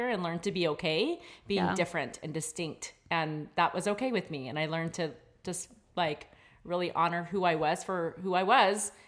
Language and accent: English; Maryland, United States; I'm from Maryland, but my grandma lived in North Carolina